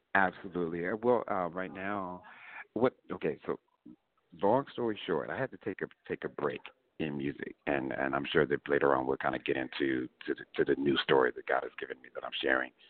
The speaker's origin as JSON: {"language": "English", "town": "Kansas City", "region": "Missouri", "country": "United States", "tie": "born or raised there", "said": "growing up in Kansas City"}